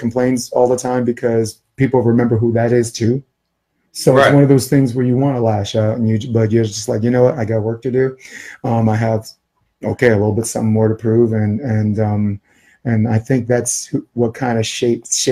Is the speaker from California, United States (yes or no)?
no; New York, United States; moved away as an adult; now in West Coast, United States; I'm from New York. Moved to the West Coast